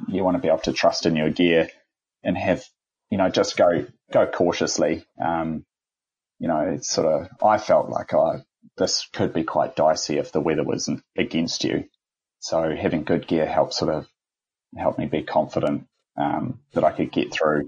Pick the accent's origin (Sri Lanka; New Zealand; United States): New Zealand; Even as a Kiwi, I really just got a new appreciation for my own country